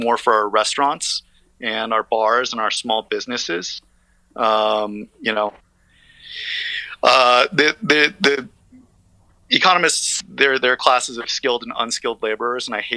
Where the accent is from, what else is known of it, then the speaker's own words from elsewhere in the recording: Las Vegas, Nevada, United States; now in Brooklyn, United States; my hometown